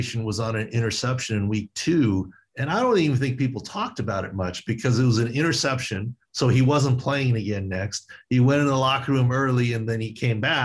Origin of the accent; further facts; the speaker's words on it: San Diego, California, United States; in my hometown